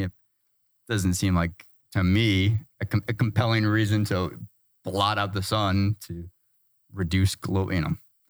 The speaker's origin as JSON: {"language": "English", "region": "Kansas", "country": "United States", "tie": "born or raised there", "said": "I grew up in the Midwest, the most like white, vanilla."}